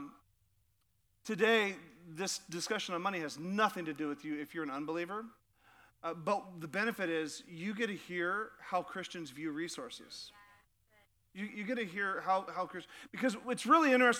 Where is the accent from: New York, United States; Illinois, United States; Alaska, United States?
Alaska, United States; Sitka; I grew up in Sitka, Alaska, and I was about 9 years old